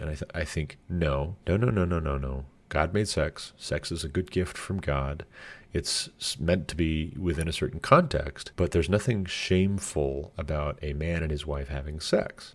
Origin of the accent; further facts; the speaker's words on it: United States; me speaking as an American